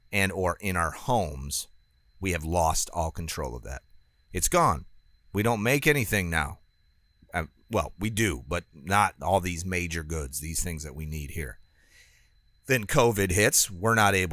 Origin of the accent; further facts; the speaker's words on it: United States; it's not just because I'm an American industrialist now